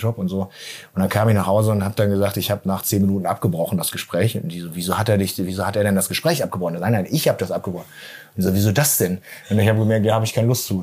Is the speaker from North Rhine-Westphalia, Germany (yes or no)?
no; Lingen, Lower Saxony, Germany; Ja, wir sind in Lingen groß geworden